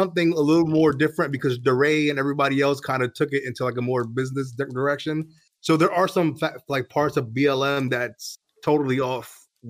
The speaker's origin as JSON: {"language": "English", "town": "Bridgeport", "region": "Connecticut", "country": "United States", "said": "in Connecticut, I'm from Bridgeport, Connecticut."}